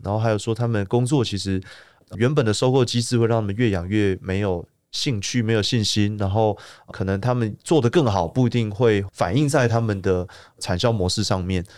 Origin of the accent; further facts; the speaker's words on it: Taipei, Taiwan; also born or lived in Baihe, Tainan; 我是台北人